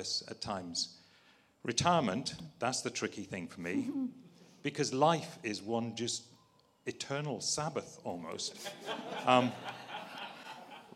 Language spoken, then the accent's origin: English; Northern Ireland, United Kingdom; I was brought up as a Scottish Covenanter in a farm in Northern Ireland